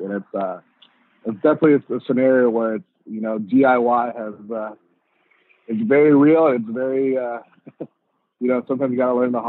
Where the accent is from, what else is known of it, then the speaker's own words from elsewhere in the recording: Riverside, California, United States; also born or lived in Montebello / Mexico; I grew up in Riverside. So when I was born, I was actually born in Montebello. I moved to Mexico, lived in Mexico for, you know, up until grade school, and then came to the States, and I ended up living in Riverside.